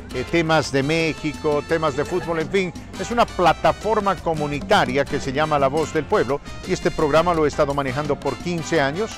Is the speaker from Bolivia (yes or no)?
yes; Bolivia; also born or lived in Denver, Colorado; now in Colorado, United States; Yo nací acá, eh, pero me crié en la República de Bolivia